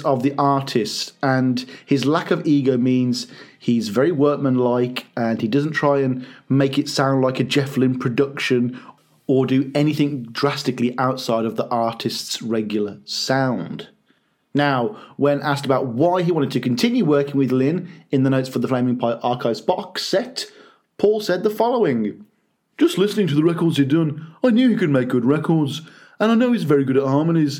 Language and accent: English; Birmingham, West Midlands, United Kingdom; my hometown of Birmingham here in the UK